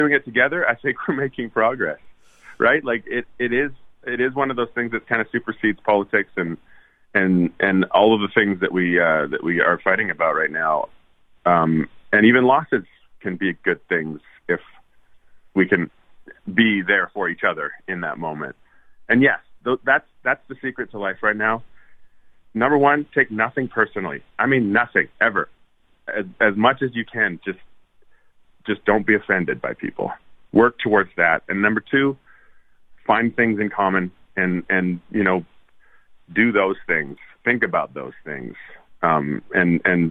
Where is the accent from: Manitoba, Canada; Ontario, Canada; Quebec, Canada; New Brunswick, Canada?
Manitoba, Canada; Winnipeg; moved away as an adult; also born or lived in Edmonton, Alberta; now in Nashville, United States; Moved to Winnipeg at that age, a little before 8, I guess. 9-ish. And lived in Winnipeg until I moved away, went to Nashville